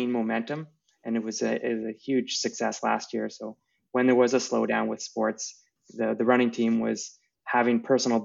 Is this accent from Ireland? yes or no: no; Restoule, Ontario, Canada; also born or lived in Barrie, Ontario; growing up in a small town, it was a big deal to go to North Bay from where I grew up in Restool